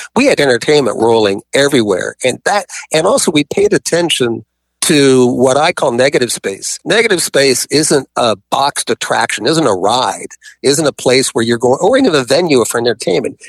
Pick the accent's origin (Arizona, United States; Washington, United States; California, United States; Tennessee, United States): Arizona, United States; moved away; also born or lived in New York; I grew up in Arizona